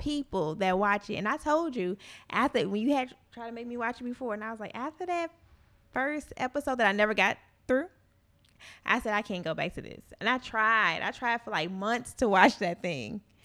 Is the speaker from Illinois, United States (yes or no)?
no; Gary, Indiana, United States; moved away; I'm from Gary